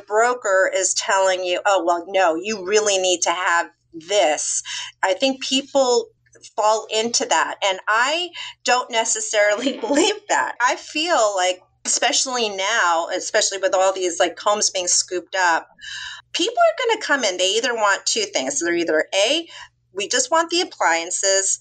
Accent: Orange County, California, United States; moved away as an adult; now in Westport, United States; I'm from California. We moved to Westport about 18 years ago. I mean, I came from Orange County.

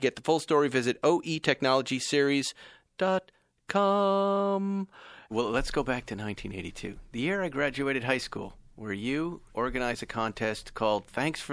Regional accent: Cape Cod, Massachusetts, United States; also born or lived in Boston; I grew up in Cape Cod

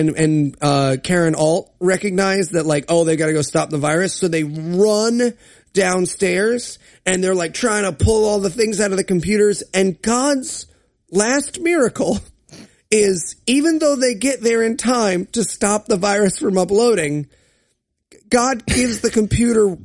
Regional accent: Canada; I'm not racist. I'm Canadian.

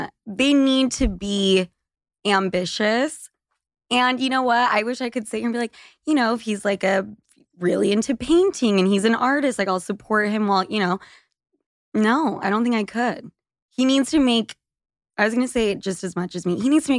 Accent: Utah, United States; I'm from Utah. It's normal to have six kids.

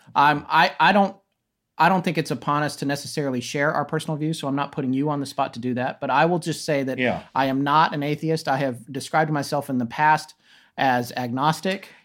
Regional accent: Raleigh, North Carolina, United States; also born or lived in Death Valley, California / Denver, Colorado; I moved to Raleigh, North Carolina, which is where I consider myself as being from. I grew up more in North Carolina, although Denver has a special place in my heart.

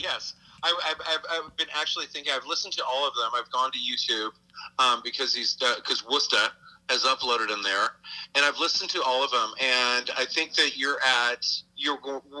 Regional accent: West Coast, United States; And I'm from the West Coast.

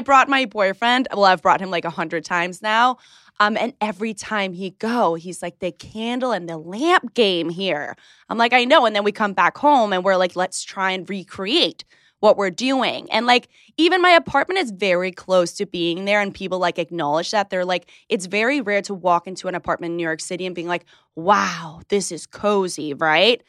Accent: Hillerød, Capital Region of Denmark, Denmark; moved away; I grew up in Denmark, you got that right, in a small town, maybe you could say it, Hillerød.

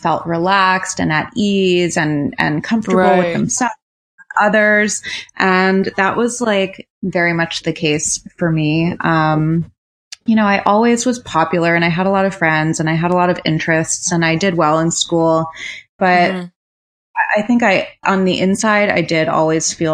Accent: Rhode Island, United States; I grew up in Rhode Island

